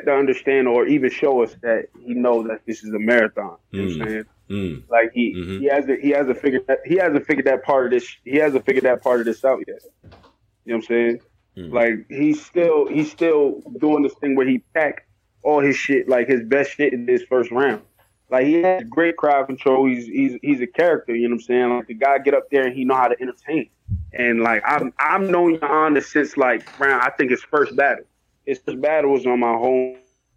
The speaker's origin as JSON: {"language": "English", "region": "New York", "country": "United States", "said": "I'm from New York"}